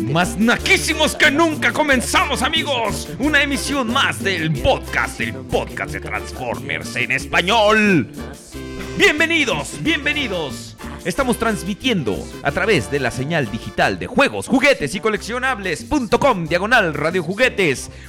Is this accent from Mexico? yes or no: yes; Mexico; Es parte de nuestro acervo cultural como mexicano.